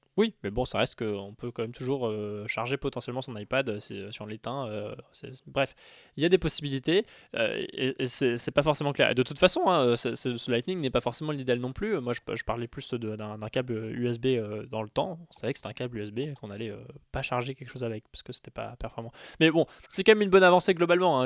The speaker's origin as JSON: {"language": "French", "country": "France", "said": "chez nous en France"}